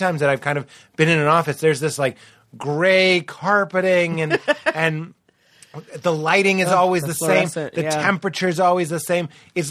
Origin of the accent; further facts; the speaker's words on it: Rochester, United States; I'm from Rochester. You know what I mean?